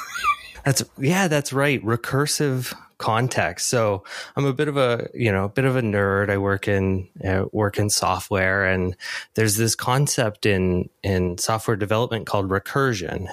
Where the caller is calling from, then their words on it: Toronto, Ontario, Canada; I am calling in from Toronto